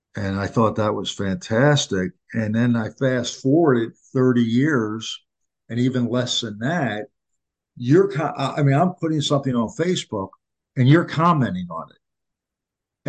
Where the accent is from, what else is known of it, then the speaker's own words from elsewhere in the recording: Philadelphia, Pennsylvania, United States; I grew up in Philadelphia